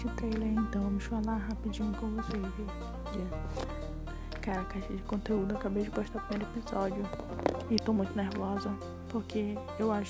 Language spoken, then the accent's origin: Portuguese; Belém, Pará, Brazil; now in Ananindeua, Brazil; eu sou de Belém do Pará, moro em Ananindeua, no Pará